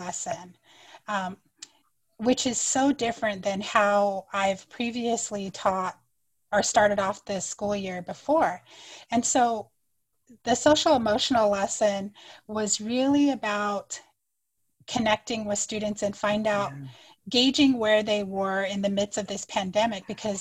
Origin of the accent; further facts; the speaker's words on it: United States; first language Navajo; English is a second language; now in Arizona, United States; I'm going to introduce myself in my native language first and then in English. So I introduced myself in Navajo to make a connection to other Diné people